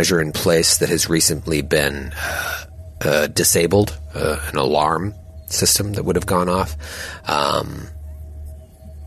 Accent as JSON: {"language": "English", "town": "Haverhill", "region": "Massachusetts", "country": "United States", "tie": "born or raised there", "also_born_or_lived": "Danvers, Massachusetts", "said": "I went to high school in Danvers, but I grew up in Haverhill."}